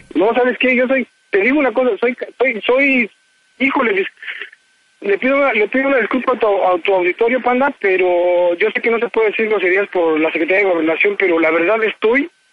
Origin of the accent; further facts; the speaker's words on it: Mexico City, Mexico; now in Los Angeles, United States; Yo soy de allá de Azcapotzalco, del, tenero, mero, DF.